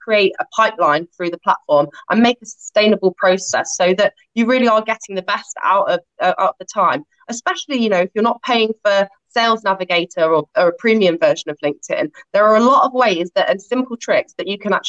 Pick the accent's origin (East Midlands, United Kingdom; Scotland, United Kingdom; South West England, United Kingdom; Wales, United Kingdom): East Midlands, United Kingdom; Nottingham; I'm born and bred in Nottingham in the East Midlands